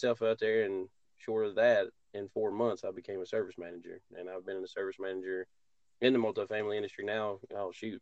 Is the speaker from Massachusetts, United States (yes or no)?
no; hometown with Mitchell Community College, North Carolina, United States; Mitchell Community College, which is a local school or college here in my hometown